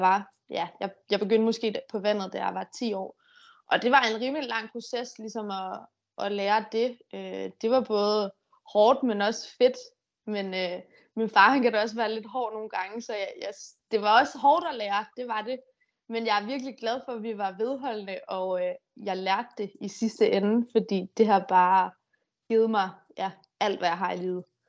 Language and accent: Danish; Denmark; hjemme i Danmark